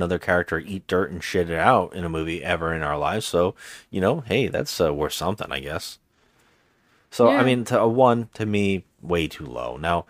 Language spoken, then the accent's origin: English; Ireland; And so, and as an Irish person, fuck this movie. You know, as an Irish person, fuck it.